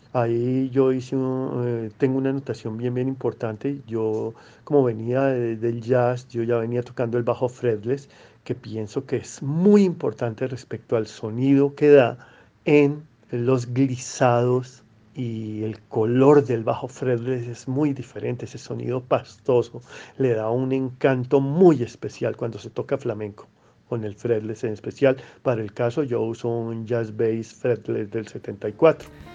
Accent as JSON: {"language": "Spanish", "country": "Colombia", "said": "yo soy colombiano, llevo 45 años tocando el bajo"}